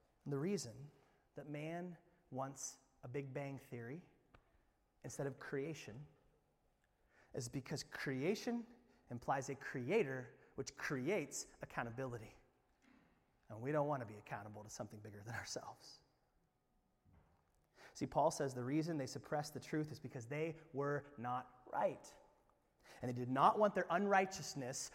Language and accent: English; Indiana, United States; moved away; I'm from Indiana